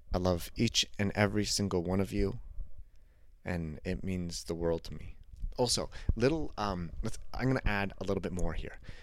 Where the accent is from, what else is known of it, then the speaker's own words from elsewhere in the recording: Canada; I'm Canadian